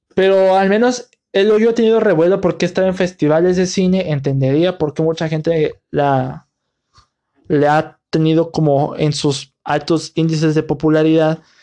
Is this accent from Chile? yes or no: no; Mexico; mi país, aquí en México